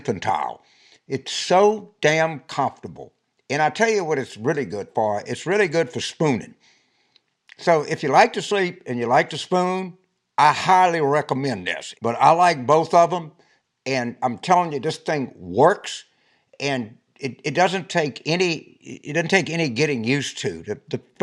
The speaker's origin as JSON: {"language": "English", "region": "South Louisiana", "country": "United States", "tie": "born or raised there", "said": "I was born in South Louisiana"}